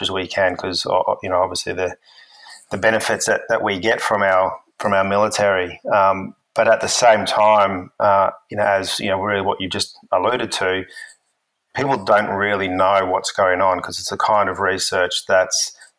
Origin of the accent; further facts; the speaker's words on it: Brisbane, Queensland, Australia; moved away as an adult; also born or lived in United States / Western Australia; I'm originally from Brisbane in Queensland, Australia